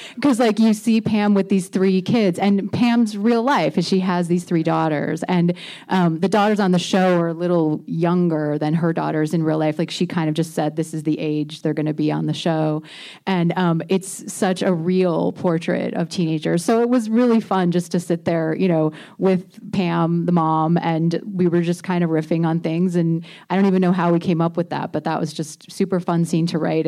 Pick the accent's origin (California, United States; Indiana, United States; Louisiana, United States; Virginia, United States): Indiana, United States; moved away; I grew up in Indiana